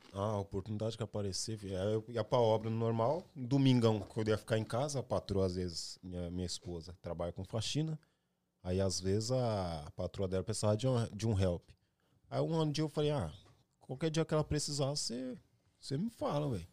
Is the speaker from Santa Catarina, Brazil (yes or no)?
no; Ferraz de Vasconcelos, São Paulo, Brazil; moved away as an adult; now in United States; Mas de onde eu vim, sempre vou saber. Vim de Ferraz de Vasconcelos